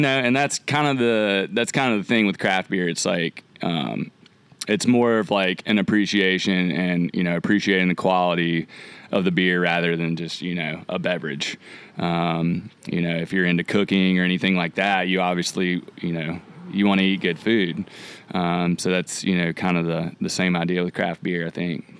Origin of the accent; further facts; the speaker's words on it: Rock Hill, South Carolina, United States; I grew up in Rock Hill.